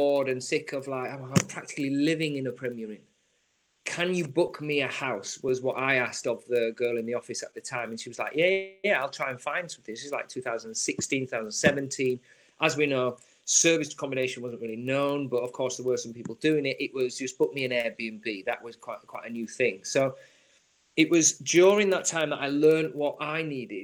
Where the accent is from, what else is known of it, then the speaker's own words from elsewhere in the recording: Yorkshire and the Humber, United Kingdom; moved away; also born or lived in London; I grew up in trusty and very thrifty environment in Yorkshire. So I'm a Yorkshire man